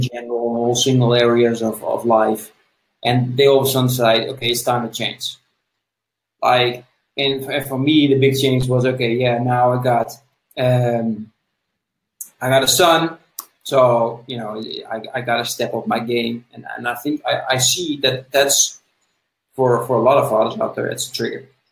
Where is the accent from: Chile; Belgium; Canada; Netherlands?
Netherlands; I'm from the Netherlands